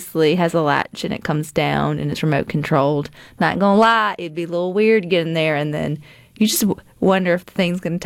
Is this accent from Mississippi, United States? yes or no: yes; Mississippi, United States; I'm from Mississippi.